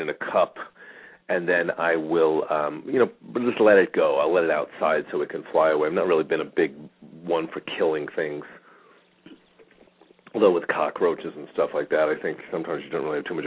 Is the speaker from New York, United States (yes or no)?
yes; Long Island, New York, United States; now in Phoenix, United States; growing up on Long Island